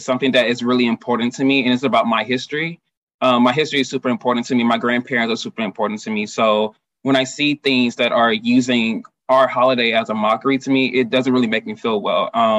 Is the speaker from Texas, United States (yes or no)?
yes; Houston, Texas, United States; I'm born and raised in Houston, Texas.